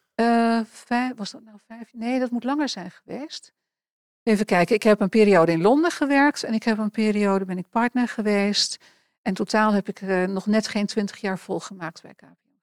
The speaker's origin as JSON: {"language": "Dutch", "town": "Enschede", "region": "Overijssel", "country": "Netherlands", "tie": "born or raised there", "moved": "as an adult", "said": "ik ben geboren in Enschede en heb eh, daarna ehm, een wat groter gedeelte, lagere school, middelbare school, in een dorpje bij Enschede eh, geleefd."}